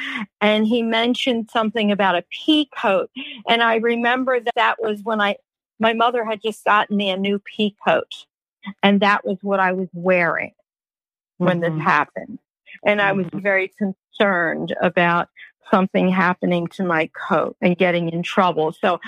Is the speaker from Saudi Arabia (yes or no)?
no; New York, United States; I had never seen big grasshoppers because I came from New York